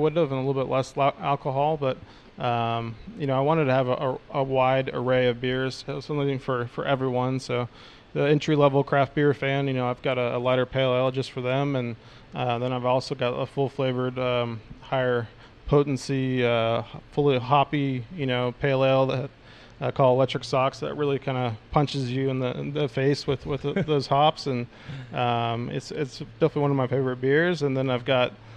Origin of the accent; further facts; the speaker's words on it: Seattle, Washington, United States; moved away as an adult; now in Melbourne, Australia; I grew up in Seattle, Washington, which is kind of the top north corner there